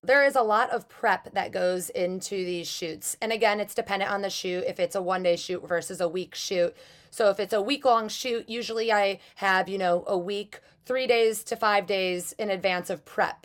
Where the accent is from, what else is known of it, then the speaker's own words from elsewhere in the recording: Chicago, Illinois, United States; also born or lived in Los Angeles / Michigan; I'm originally from Chicago, but I work a lot in Los Angeles.